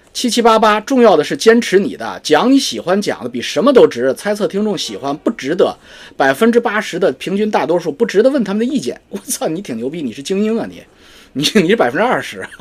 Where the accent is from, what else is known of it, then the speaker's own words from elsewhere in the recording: China; moved away; 我们中国人